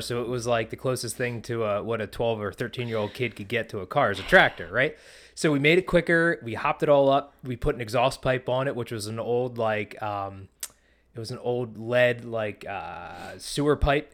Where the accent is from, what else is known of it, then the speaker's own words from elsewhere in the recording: Pennsylvania, United States; growing up in Pennsylvania